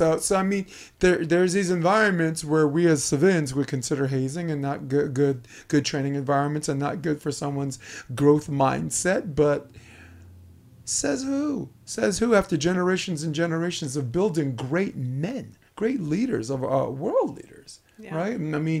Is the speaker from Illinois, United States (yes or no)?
no; Brooklyn, New York, United States; I'm from Flatbush Avenue.